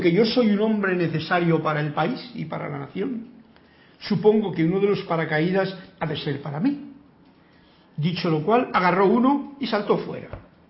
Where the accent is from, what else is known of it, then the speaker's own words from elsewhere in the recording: Spain; yo he nacido en España